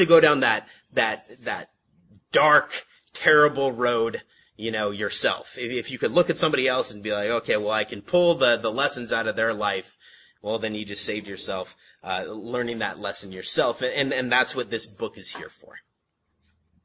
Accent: San Antonio Heights, California, United States; we grew up in San Antonio Heights, right up the hill.

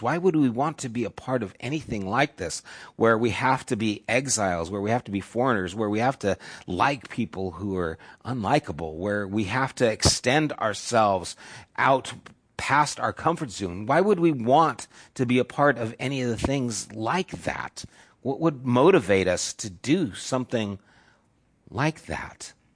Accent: United States; As evangelical American Christians

